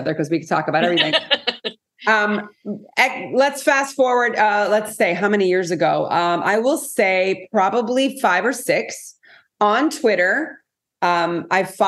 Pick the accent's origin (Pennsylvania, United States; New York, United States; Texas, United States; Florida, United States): Florida, United States; South; also born or lived in Montreal, Canada; So they came to South Florida and we never left. So that was, I won't say how many years ago, many. So, you know, I grew up in South Florida